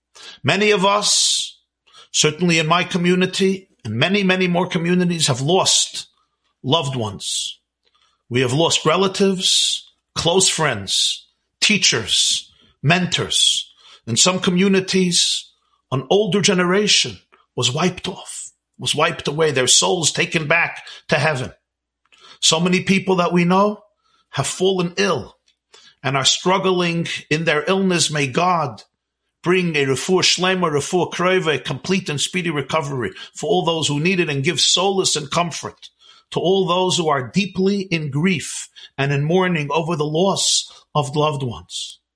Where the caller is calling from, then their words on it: Monsey, New York, United States; I'm speaking here from Muncie, New York. New York was hit very, very bad.